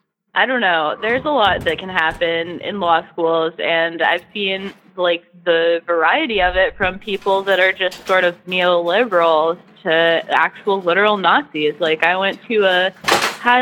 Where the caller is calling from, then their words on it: Kansas, United States; I'm calling from Kansas